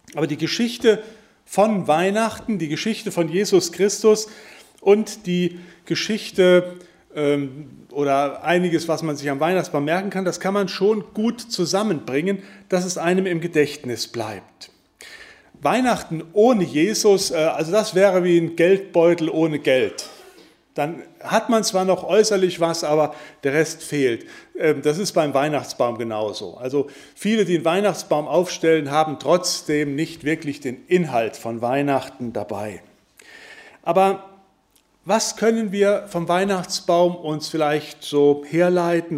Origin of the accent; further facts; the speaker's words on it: Wittgenstein, North Rhine-Westphalia, Germany; Ich komme nun mal aus Wittgenstein